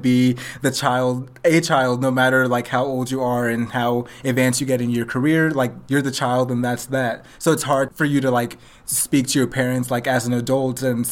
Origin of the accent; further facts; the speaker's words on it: Nigeria; I'm Nigerian